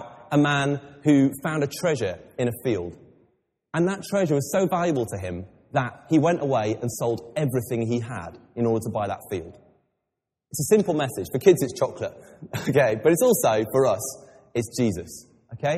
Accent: England, United Kingdom; I'm English

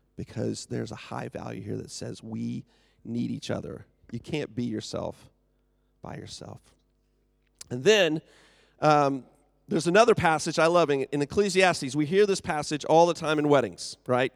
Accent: United States; moved away; I am from the U S.

